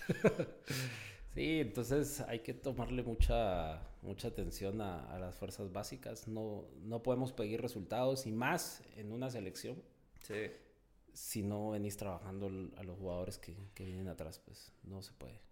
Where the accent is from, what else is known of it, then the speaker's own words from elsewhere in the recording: Guatemala; also born or lived in Mexico; como guatemalteco